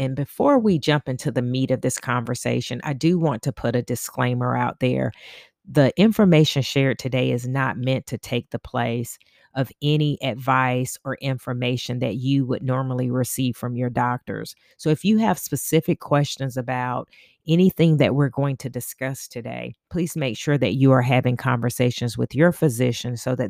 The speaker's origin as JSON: {"language": "English", "town": "Augusta", "region": "Georgia", "country": "United States", "said": "We are from Augusta, Georgia, and we made our pilgrimage, I should say, from Augusta to Bennett College"}